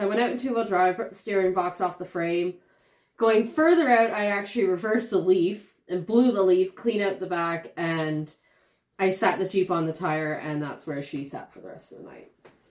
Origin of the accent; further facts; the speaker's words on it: Toronto, Ontario, Canada; Yeah, I grew up out, in downtown Toronto. Then I moved out to the suburbs for a little bit.